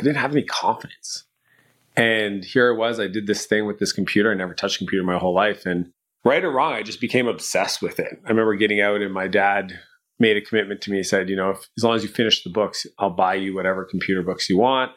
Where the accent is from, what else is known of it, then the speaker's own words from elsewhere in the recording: Canada; I'm Canadian